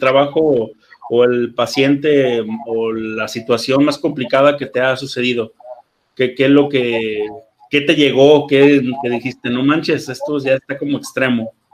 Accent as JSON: {"language": "Spanish", "country": "Mexico"}